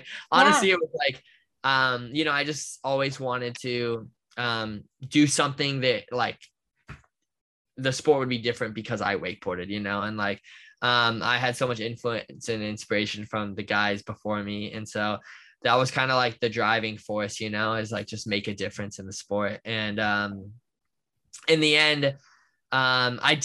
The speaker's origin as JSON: {"language": "English", "town": "Orlando", "region": "Florida", "country": "United States", "tie": "born or raised there", "said": "growing up where I grew up in Orlando and in America"}